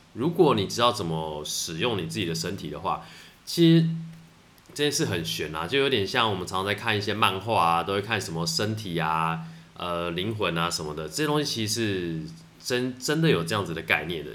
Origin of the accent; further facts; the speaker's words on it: Taitung, Taitung County, Taiwan; 我是从台东，从小从台东出生长大的